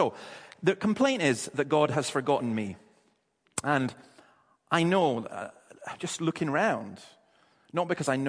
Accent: Dundee, Scotland, United Kingdom; But it's an identification that people have. I'm from Dundee.

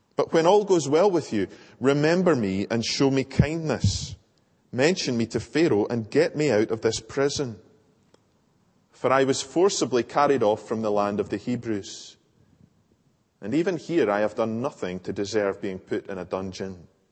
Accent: Larbert, Scotland, United Kingdom; I grew up in Larbert Old Church

